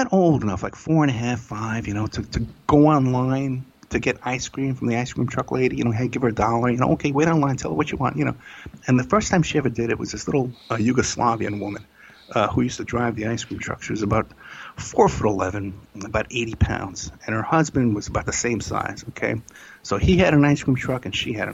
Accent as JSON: {"language": "English", "town": "New York City", "region": "New York", "country": "United States", "tie": "born or raised there", "said": "I grew up in Staten Island."}